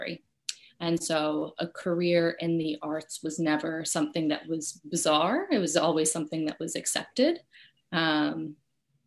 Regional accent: Westchester, New York, United States; I grew up in Westchester, New York, so like half an hour outside of New York City

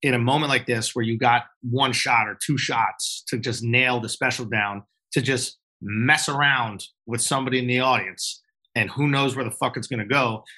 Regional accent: Manhattan, New York, United States; also born or lived in Long Island; No, on. I grew up in New York. I grew up in Manhattan, actually.

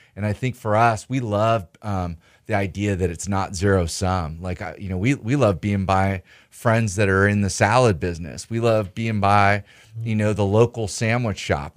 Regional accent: Northern California, United States; now in Los Angeles, United States; We're both from Northern California

